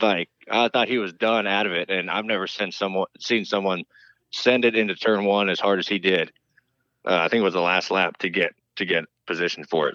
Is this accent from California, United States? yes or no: no; High Point, North Carolina, United States; I grew up in North Carolina. Um, you know, Dad started running NASCAR in the late '90s, and we moved down here um, to High Point, North Carolina